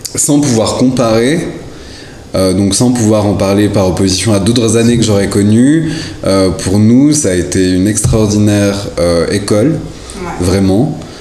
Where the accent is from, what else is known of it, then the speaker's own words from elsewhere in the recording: La Chaux-de-Fonds, Neuchâtel, Switzerland; je suis né à La Chaux-de-Fonds